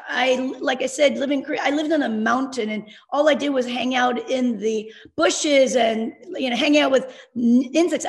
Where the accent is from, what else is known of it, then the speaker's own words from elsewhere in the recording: South Korea; moved away; I'm Korean. I was born in Korea and in the early 60s, coming from a developing country